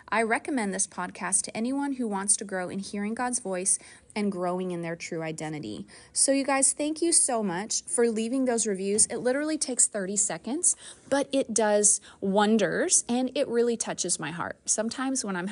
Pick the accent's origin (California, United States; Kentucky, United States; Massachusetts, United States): Kentucky, United States; I was born in Kentucky